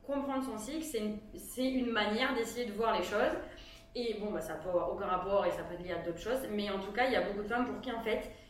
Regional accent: Aveyron, Occitania, France; je viens de l'Aveyron

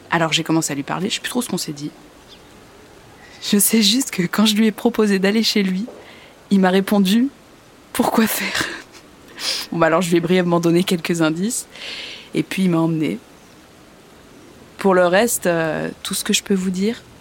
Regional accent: Nantes, Pays de la Loire, France; moved away as an adult; now in Paris, France; Euh, je suis nantaise. J'ai rencontré un homme là-bas. Je vous passe les détails, mais il m'a abandonnée.

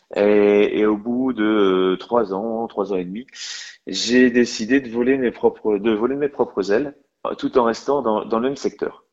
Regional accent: Lorient, Brittany, France; je suis originaire du Morbihan et, euh, donc originaire de, des côtes, puisque j'habite et je suis originaire de Lorient

